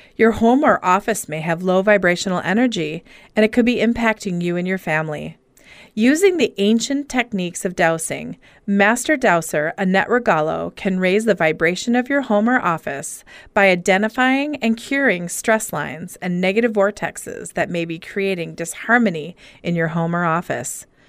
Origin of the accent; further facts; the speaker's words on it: Minneapolis, Minnesota, United States; I'm from Minneapolis